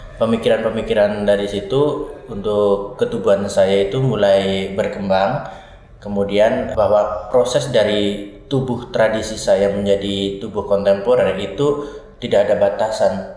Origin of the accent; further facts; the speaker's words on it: Banyumas, Central Java, Indonesia; saya mulai belajar tari tradisi sejak waktu saya SMA, hmm. SMK Sendang Mas Banyumas di Banyumas